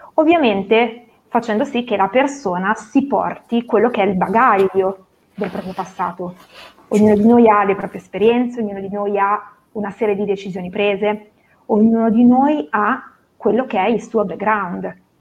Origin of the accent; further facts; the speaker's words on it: Novara, Piedmont, Italy; sono di Novara, classe 1984